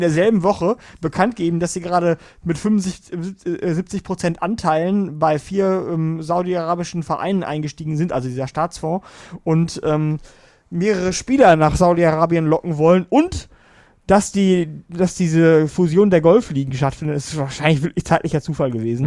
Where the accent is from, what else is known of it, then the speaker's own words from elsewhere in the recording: Germany; bei uns in Deutschland